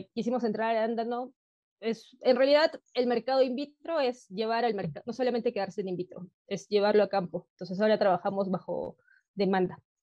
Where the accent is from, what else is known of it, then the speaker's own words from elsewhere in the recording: Peru; soy de Perú, actualmente vivo en la ciudad de Cusco